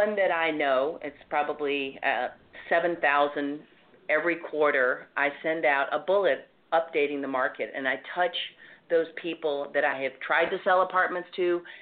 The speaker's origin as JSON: {"language": "English", "region": "the South", "country": "United States", "accent": "Southern", "moved": "as an adult", "lives_now": "New York, United States", "said": "I didn't try to hide my Southern accent"}